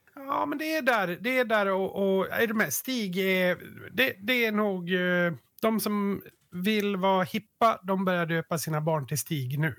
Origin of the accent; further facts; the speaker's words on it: Yttermalung, Dalarna County, Sweden; vi utgår bara från Yttermalung nu, där vi växte upp